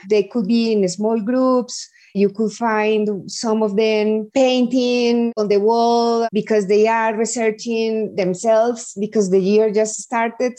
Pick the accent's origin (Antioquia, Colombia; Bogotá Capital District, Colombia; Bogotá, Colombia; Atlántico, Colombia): Antioquia, Colombia; Medellin; I was born in Medellin. Medellin is the second biggest city in Colombia